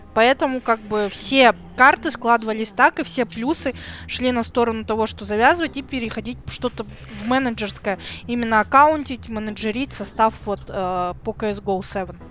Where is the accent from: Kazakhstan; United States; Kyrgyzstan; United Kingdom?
Kazakhstan; я из Казахстана